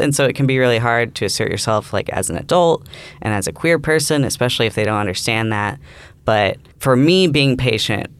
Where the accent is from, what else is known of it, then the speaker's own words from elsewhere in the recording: Nashville, Tennessee, United States; moved away as an adult; now in Alabama, United States; I'm from Nashville, Tennessee, so still the South